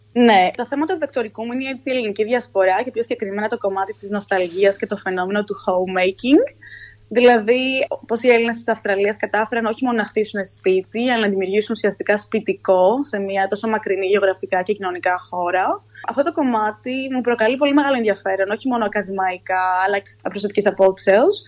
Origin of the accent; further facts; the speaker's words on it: Athens, Attica, Greece; moved away as an adult; now in Sydney, Australia; γεννήθηκα μεγαλώσει στην Αθήνα